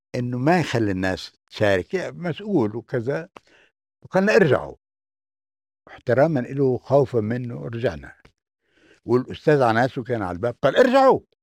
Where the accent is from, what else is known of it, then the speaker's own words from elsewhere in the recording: Jenin, West Bank, Palestine; moved away as an adult; now in Germany; أنا من بلدي اسمها جنين